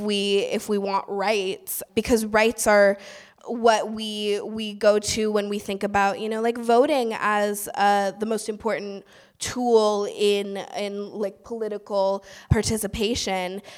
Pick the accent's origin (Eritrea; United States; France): United States; Oakland, California; I grew up in East Oakland